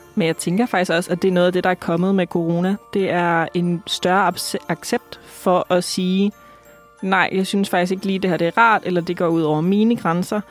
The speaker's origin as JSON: {"language": "Danish", "town": "Aalborg", "region": "North Denmark Region", "country": "Denmark", "moved": "yes", "said": "Jeg kommer fra Jylland, mm-hmm. så øh, jeg skal tilbage til Aalborg."}